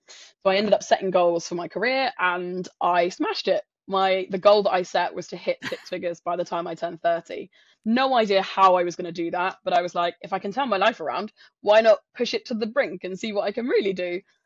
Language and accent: English; south coast of England, United Kingdom; moved away as an adult; also born or lived in London; I'm not from London. I'm from a s, tiny, uh, small town on the south coast of England